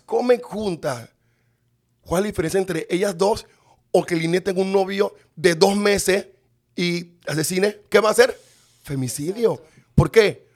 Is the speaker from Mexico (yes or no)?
no; Panama City, Panama; Yo nací en Río Abajo, en calle 15, en la Barraca